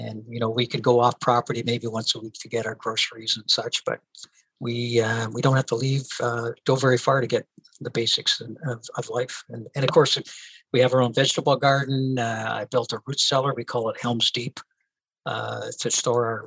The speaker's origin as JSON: {"language": "English", "region": "Northern Ontario", "country": "Canada", "tie": "born or raised there", "also_born_or_lived": "Windsor, Ontario", "moved": "as an adult", "lives_now": "Newmarket, Canada", "said": "I was born in Northern Ontario in a small mining community called Hawaii, Ontario"}